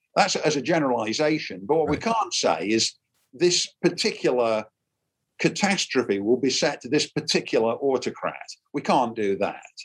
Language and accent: English; Derby, East Midlands, United Kingdom; moved away as an adult; now in United States; my hometown is a place called derby it's in the very center of england